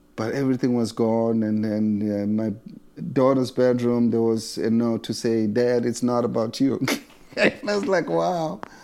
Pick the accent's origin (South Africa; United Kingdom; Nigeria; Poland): South Africa; moved away as an adult; now in United States; I was born in South Africa, I would say thirty-three years ago. I left South Africa and I come here another thirty-three years